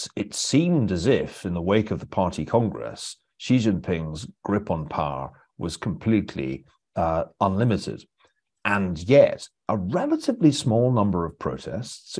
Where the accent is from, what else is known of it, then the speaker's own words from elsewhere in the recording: Scotland, United Kingdom; we take football seriously in Scotland